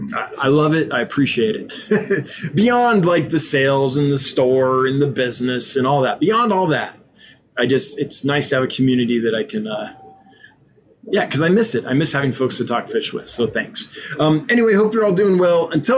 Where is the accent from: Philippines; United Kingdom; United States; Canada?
United States; California; now in Wyoming, United States; tiny town in the middle of kind of nowhere, Wyoming. There aren't a lot of fish keepers here. And I come from Southern California where you had like 5 or 6 fish clubs.